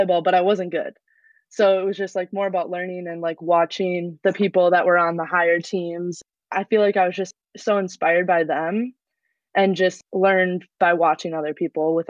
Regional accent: New Prague, Minnesota, United States; moved away as an adult; now in Green Bay, United States; I am originally from New Prague, Minnesota

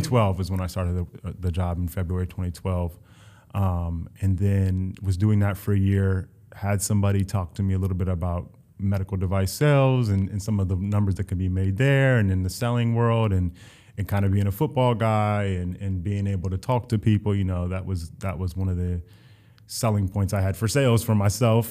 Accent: Columbus, Ohio, United States; moved away as an adult; also born or lived in Ithaca, New York / Miami, Florida; now in New York, United States; I'm, I'm originally from Columbus, Ohio

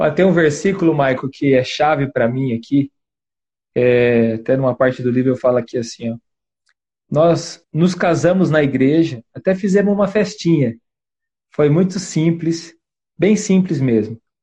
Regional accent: western Paraná, Brazil; Eu sou do, do oeste do Paraná

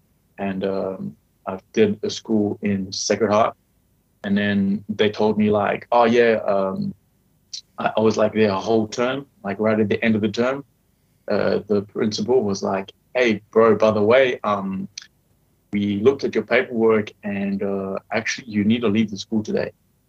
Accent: Durban, KwaZulu-Natal, South Africa; also born or lived in Johannesburg; I was born in Johannesburg, and then like 3 weeks later I lived in Durban, and then after 3 months we changed house

